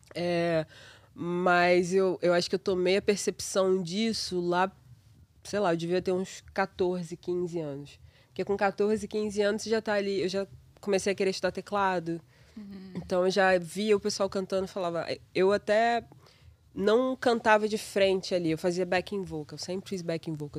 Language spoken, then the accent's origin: Portuguese; Paraíba do Sul, Rio de Janeiro, Brazil; moved away as an adult; now in New York, United States; Eu sou de Paraíba do Sul, de uma cidade minúscula no interior do Rio